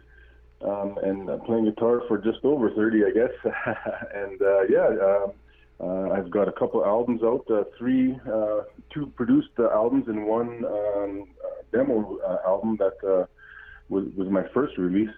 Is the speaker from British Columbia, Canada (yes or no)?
no; about an hour from Steinbach, Manitoba, Canada; I'm calling in from Steinbach, Manitoba, which isn't too far from Winnipeg, up here in Canada. And, just about an hour from where I was born and raised